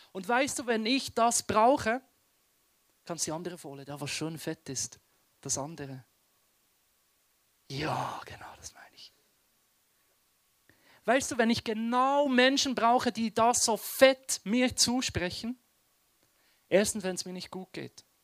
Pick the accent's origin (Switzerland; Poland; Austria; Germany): Switzerland; Western Switzerland; Und ich bin im Westen der Schweiz aufgewachsen.